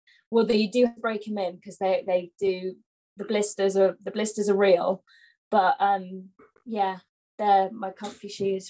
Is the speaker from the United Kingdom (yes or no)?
yes; Bristol, South West England, United Kingdom; moved away; I'm most excited to go to Bristol. Because that's my hometown